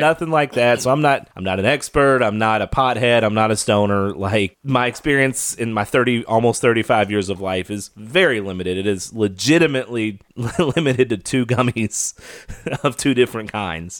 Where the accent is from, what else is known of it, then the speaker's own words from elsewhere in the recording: Kentucky, United States; moved away; My home state of Kentucky